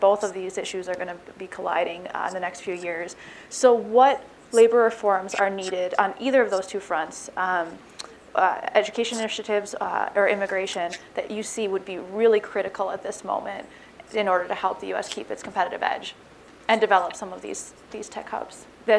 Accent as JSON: {"language": "English", "region": "Wisconsin", "country": "United States", "moved": "yes", "said": "I'm originally from Wisconsin, so go Badgers."}